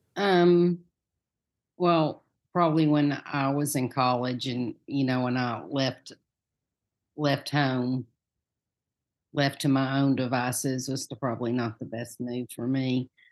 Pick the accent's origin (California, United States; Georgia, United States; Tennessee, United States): Tennessee, United States; Farragut; now in Knoxville, United States; I grew up in Farragut. Most people in Farragut don't have this accent